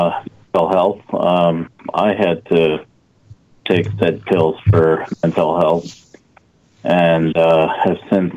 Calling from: Calgary, Alberta, Canada; I am in Calgary, yes.

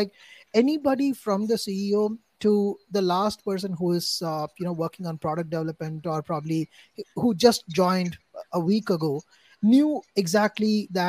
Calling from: India; say right now I'm talking from India. It's like 12 in the night.

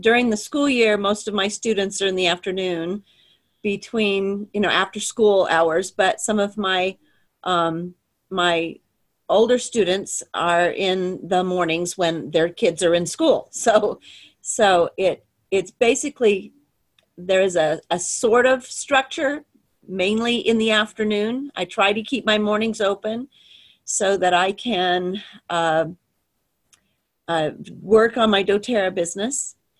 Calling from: Idaho Falls, Idaho, United States; I'm in Idaho Falls.

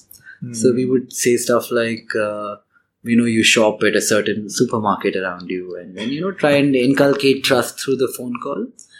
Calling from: India; we're calling from India

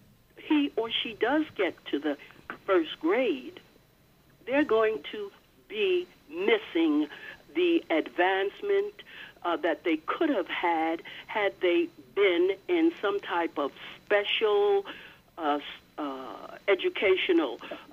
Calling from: Long Island, New York, United States; I'm calling from Long Island, and specifically I'm calling on the Uniondale Free School District.

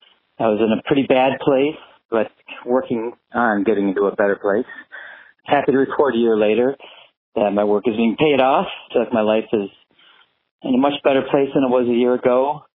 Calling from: Chicago, Illinois, United States; Hi, I'm calling from Chicago.

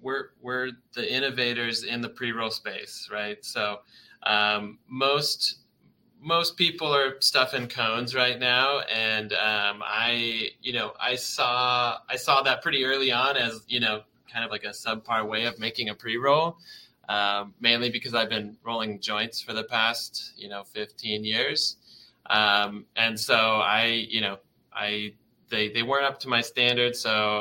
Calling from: Vancouver, Washington, United States; We're in the beautiful Vancouver, Washington. So yeah, just outside of Portland, Oregon.

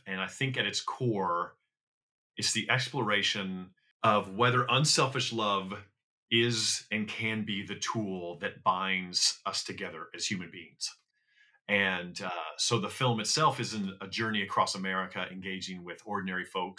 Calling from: Los Angeles, California, United States; I am in Los Angeles, here at the end of this rainy, wet, cold period of time.

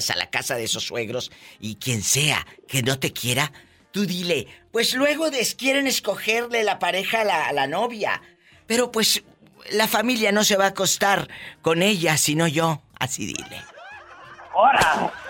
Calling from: Monterrey, Nuevo León, Mexico; De Monterrey

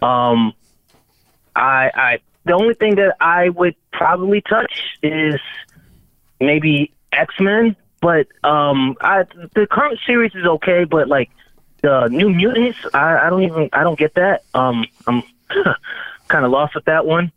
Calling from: Rhode Island, United States; I'm calling from Rhode Island

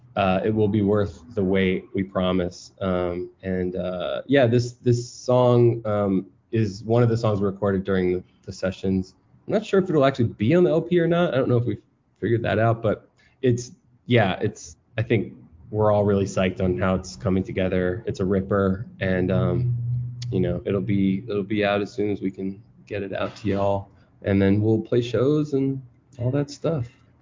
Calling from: West Coast, United States; Since I'm calling from the West Coast

